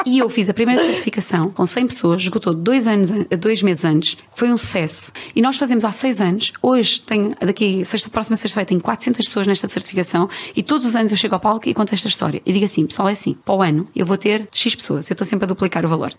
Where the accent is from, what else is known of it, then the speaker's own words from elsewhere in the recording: Lisbon, Portugal; eu sou aqui de Lisboa